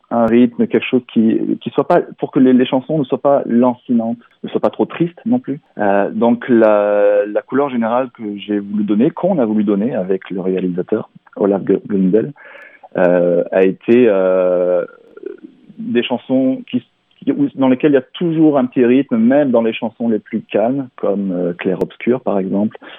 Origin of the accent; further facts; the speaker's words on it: Barcelonnette, Provence-Alpes-Côte d'Azur, France; moved away as an adult; now in Quebec, Canada; je suis né dans les Alpes du Sud, dans un petit village qui s'appelle Barcelonnette et euh, j'ai vécu euh, une grande partie de ma vie euh, donc dans les Alpes du Sud et en Provence Aix-en-Provence notamment